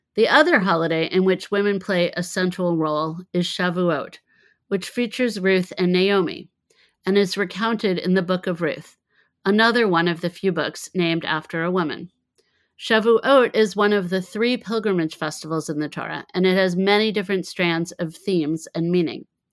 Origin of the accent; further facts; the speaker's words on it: United States; also born or lived in Israel; Growing up in the States, I was only familiar with potato latkes